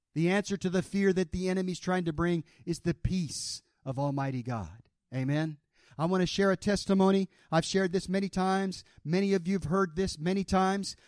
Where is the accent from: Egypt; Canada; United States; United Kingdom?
United States; the South; I was raised in the South